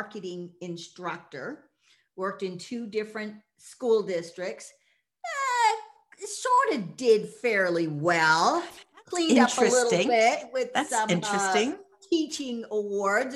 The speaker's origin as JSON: {"language": "English", "region": "Massachusetts", "country": "United States", "tie": "born or raised there", "also_born_or_lived": "Boston area", "moved": "as an adult", "lives_now": "Tacoma, United States", "said": "I was raised in Massachusetts in a white conservative town"}